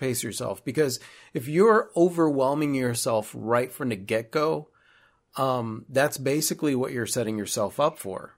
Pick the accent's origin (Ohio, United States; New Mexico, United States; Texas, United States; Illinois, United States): Illinois, United States; Chicago; moved away as an adult; we're originally from Chicago